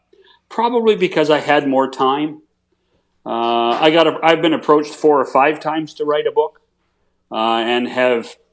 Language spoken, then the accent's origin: English; Canada; we in Canada